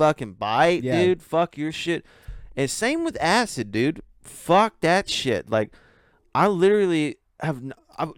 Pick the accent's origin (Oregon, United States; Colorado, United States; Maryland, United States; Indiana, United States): Colorado, United States; I'm from Colorado